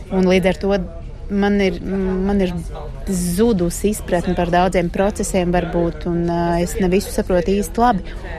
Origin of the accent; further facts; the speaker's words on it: Latvia; moved away as an adult; also born or lived in France; Latvija man ir ne tikai mana dzimtene un vieta, kur es dzīvoju un gribu dzīvot